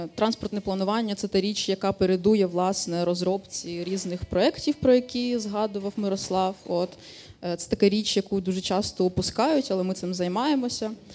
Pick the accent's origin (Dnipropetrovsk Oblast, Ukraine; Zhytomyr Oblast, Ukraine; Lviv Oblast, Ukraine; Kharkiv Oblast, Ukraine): Dnipropetrovsk Oblast, Ukraine; Dnipro; moved away as an adult; now in Ivano-Frankivsk, Ukraine; Я з Дніпра е, з 2000 13-го року чи 12-го року я велосипедна активістка в місті Дніпро